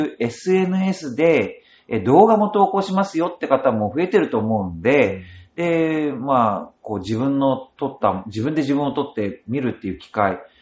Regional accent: Noto Peninsula, Ishikawa, Japan; moved away as an adult; also born or lived in Tokyo; now in Urayasu, Japan; 出身は石川県の能登半島出身です

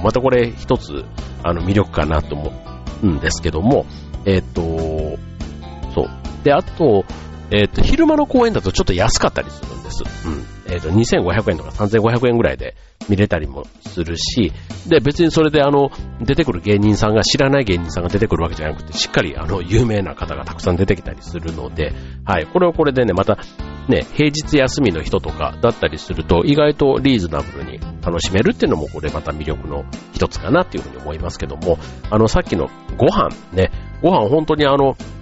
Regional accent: Kansai, Japan; 関西の出身

